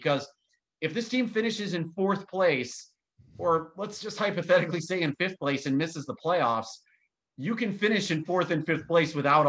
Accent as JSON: {"language": "English", "town": "Glenview", "region": "Illinois", "country": "United States", "tie": "born or raised there", "said": "growing up in Glenview, Illinois, where I'm from"}